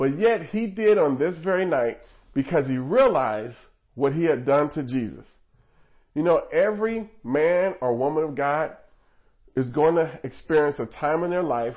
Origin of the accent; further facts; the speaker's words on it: Nebraska, United States; I was born in Nebraska